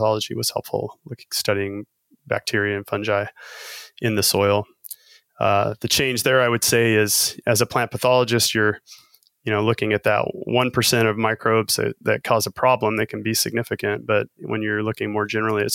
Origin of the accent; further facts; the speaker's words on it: Wyoming, United States; I grew up in Wyoming, so there is a lot of ranching there